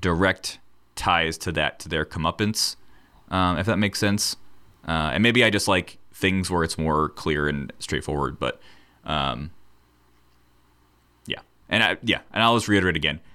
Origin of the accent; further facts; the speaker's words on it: United States; we're from America